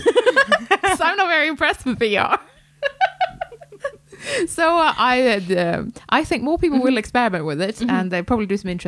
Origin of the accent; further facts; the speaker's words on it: Sweden; now in United Kingdom; this is as much my home country as Sweden